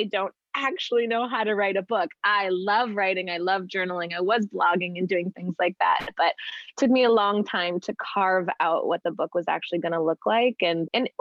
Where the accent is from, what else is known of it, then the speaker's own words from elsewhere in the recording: Canada; also born or lived in Vancouver; I'm Canadian and was living in Vancouver